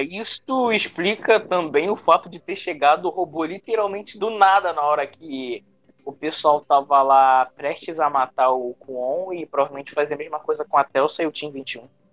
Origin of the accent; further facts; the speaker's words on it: Rio de Janeiro, Brazil; Eu, que sou carioca